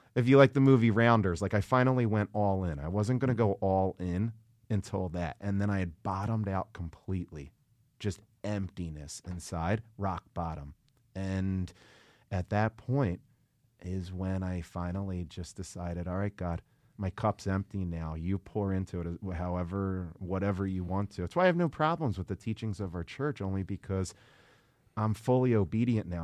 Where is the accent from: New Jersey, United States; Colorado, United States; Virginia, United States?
New Jersey, United States; Ventnor City; I'm from Ventnor, New Jersey. I grew up a block and a half from the beach next to Atlantic City